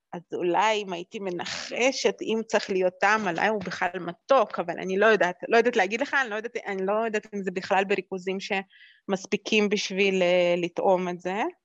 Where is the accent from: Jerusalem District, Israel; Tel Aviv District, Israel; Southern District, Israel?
Jerusalem District, Israel; Jerusalem; also born or lived in Moscow, Russia; אני נולדתי במוסקבה, ו- ו- וכשעלינו לארץ גרתי בירושלים